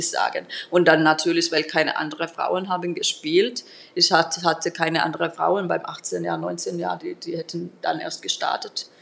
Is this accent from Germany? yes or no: no; Turku, Southwest Finland, Finland; German is a second language; moved away; Ich komme aus Turku